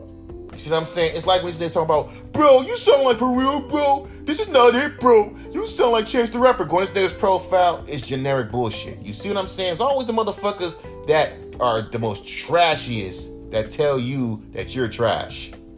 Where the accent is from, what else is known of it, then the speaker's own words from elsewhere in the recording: New Jersey, United States; I'm a rapper from New Jersey.